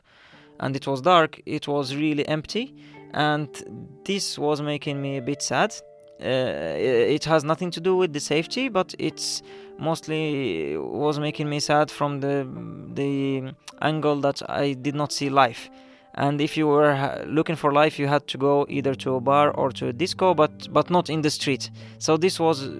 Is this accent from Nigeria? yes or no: no; Morocco; moved away as an adult; now in Stockholm, Sweden; I'm from Morocco, living in Stockholm since 9 years.